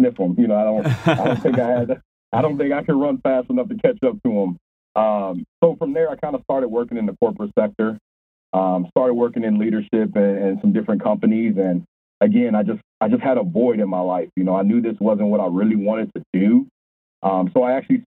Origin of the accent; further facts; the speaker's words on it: Indianapolis, Indiana, United States; also born or lived in Louisville, Kentucky; I was actually raised in Indianapolis. I was raised on the east side of Indianapolis